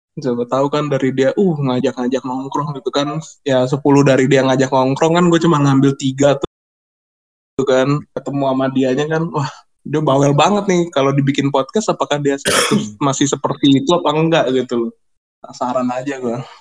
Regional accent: South Tangerang, Banten, Indonesia; asal saya dari Bintaro

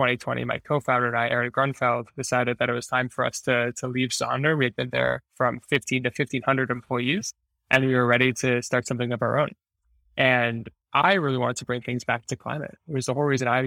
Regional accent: New York, United States; moved away as an adult; also born or lived in Montreal, Canada; now in San Francisco, United States; I actually grew up in New York

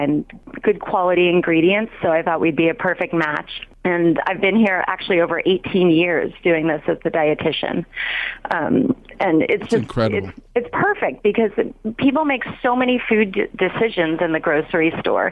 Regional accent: Los Angeles, California, United States; also born or lived in Berkeley; I did grow up in L.A.

